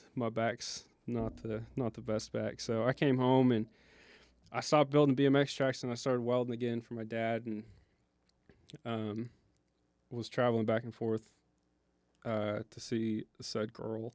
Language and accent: English; Tulsa, Oklahoma, United States; Tulsa, we're from Tulsa, Oklahoma